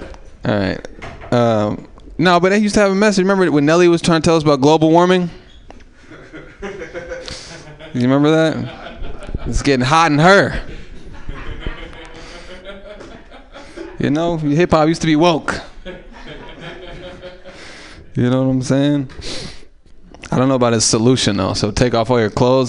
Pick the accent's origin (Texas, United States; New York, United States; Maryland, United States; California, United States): California, United States; Oakland; It was hard growing up in East Oakland as a white guy